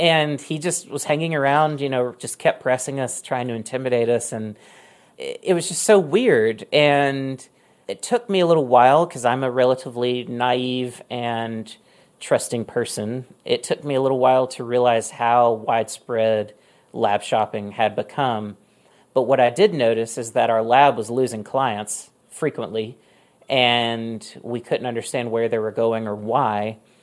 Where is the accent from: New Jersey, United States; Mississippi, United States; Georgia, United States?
Mississippi, United States; moved away as an adult; also born or lived in Oregon; I just moved back to my home state of Mississippi after living in Oregon for a long time